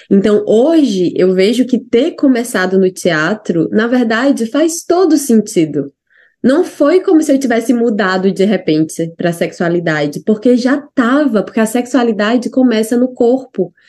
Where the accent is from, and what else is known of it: Ceará, Brazil; moved away as an adult; also born or lived in Natal / São Paulo; now in New Zealand